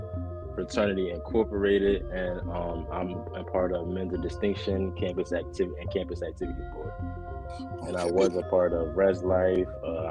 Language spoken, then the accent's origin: English; Bucks County, Pennsylvania, United States; moved away as an adult; also born or lived in West Virginia; now in Maryland, United States; I'm from Bucks County, Pennsylvania, 10 minutes from Philadelphia.